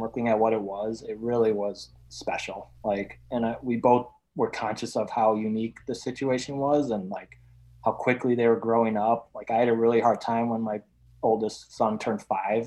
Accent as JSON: {"language": "English", "region": "Wisconsin", "country": "United States", "tie": "born or raised there", "moved": "yes", "lives_now": "Illinois, United States", "said": "I grew up in Wisconsin"}